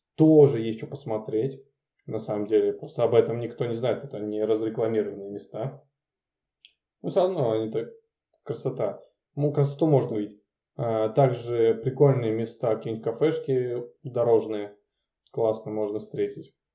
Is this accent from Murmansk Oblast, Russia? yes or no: yes; Murmansk, Murmansk Oblast, Russia; это чисто из-за детства, потому что я каждый год из Мурманска в Ивановскую область проезжал